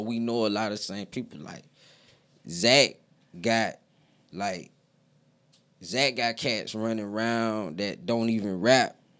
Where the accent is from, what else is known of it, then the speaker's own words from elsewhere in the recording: Aiken, South Carolina, United States; now in Greenville, United States; I'm from Aiken